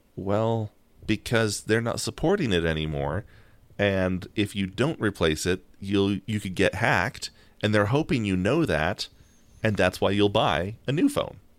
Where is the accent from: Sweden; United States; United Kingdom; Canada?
United States; we're American